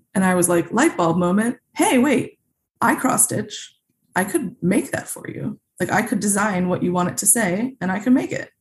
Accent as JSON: {"language": "English", "town": "Naperville", "region": "Illinois", "country": "United States", "tie": "born or raised there", "also_born_or_lived": "Grosse Pointe, Michigan", "said": "I really grew up in a suburb of Chicago called Naperville"}